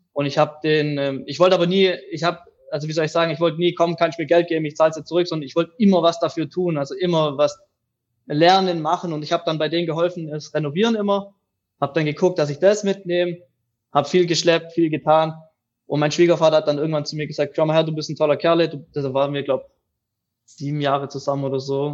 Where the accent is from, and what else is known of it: near Reutlingen, Tübingen, Metzingen, Baden-Württemberg, Germany